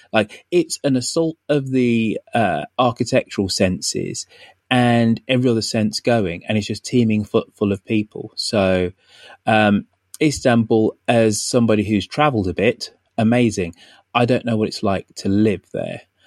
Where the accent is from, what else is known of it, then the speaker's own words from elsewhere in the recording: Birmingham, West Midlands, United Kingdom; I grew up in in Birmingham. So Birmingham, relatively big city in the UK